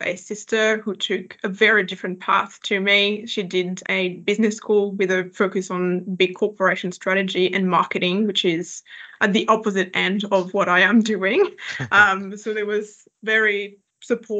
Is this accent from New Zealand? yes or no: no; next to Paris, Île-de-France, France; English is a second language; moved away as an adult; now in Adelaide, Australia; I am originally from France. So I grew up next to Paris, not in Paris, that's an important distinction, but I grew up next to Paris.